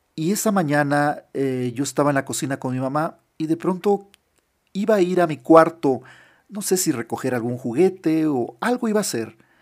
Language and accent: Spanish; Nogales, Sonora, Mexico; Cuando yo tenía eh, siete años, Vivíamos en una casa allá donde nací, en Nogales, en la frontera con Estados Unidos, en Sonora, en el estado de Sonora, en México